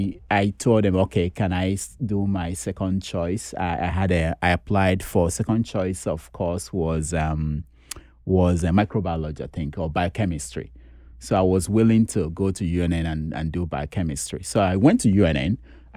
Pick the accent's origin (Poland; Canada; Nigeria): Nigeria; I didn't know how to speak Pidgin English, you know, being that I grew up in the East.